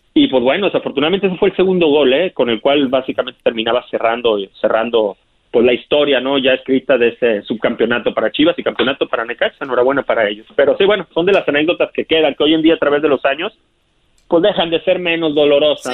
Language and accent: Spanish; Monterrey, Nuevo León, Mexico; moved away as an adult; also born or lived in Tampico / Guadalajara / Puebla / Celaya; now in Los Angeles, United States; yo nací en Tampico, me crié en Monterrey, Nuevo León